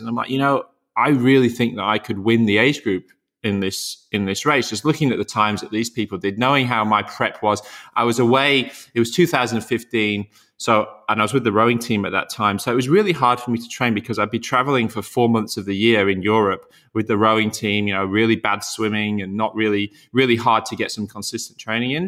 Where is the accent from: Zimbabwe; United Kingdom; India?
United Kingdom; Yorkshire and the Humber; moved away; I'm from Yorkshire, and, um, so me and Alistair grew up in the very similar area.